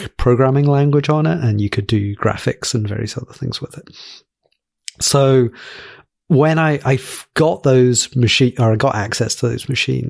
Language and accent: English; Glasgow, Scotland, United Kingdom; So, I'm from Glasgow in Scotland. My accent sounds a bit in the middle between Scotland and England because my mum grew up in the south of England. So I kind of like sound English in Scotlan